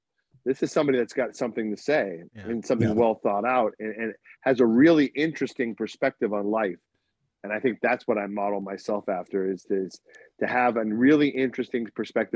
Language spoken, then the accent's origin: English; Boston, Massachusetts, United States; moved away; when I lived in Boston, where I'm from